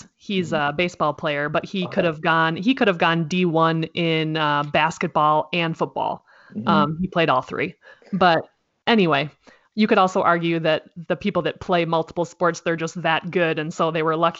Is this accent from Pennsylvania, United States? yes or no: no; Minnesota, United States; moved away; I tell people that I'm from Minnesota, and I don't know if it's my accent or what, but they automatically think I'm saying Venezuela